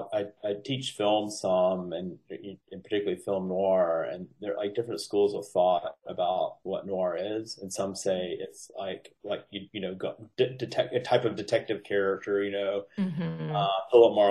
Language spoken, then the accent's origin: English; Appalachia, United States; I'm from Appalachia